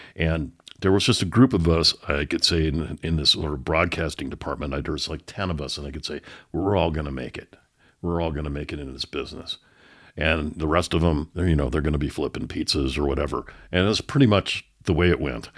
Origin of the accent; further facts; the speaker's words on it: San Francisco Bay Area, California, United States; moved away as an adult; also born or lived in Oakland, California / San Lorenzo, California; now in Denver, United States; I grew up in the San Francisco Bay Area. I was born in Oakland, California